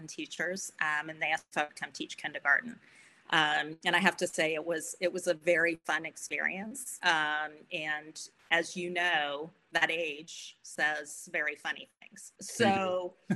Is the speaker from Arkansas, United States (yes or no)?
no; Florida, United States; I grew up in Florida